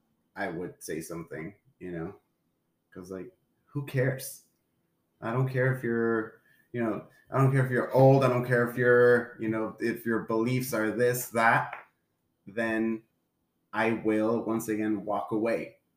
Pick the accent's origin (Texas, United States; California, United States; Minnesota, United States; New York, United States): Texas, United States; Laredo; we lived in Laredo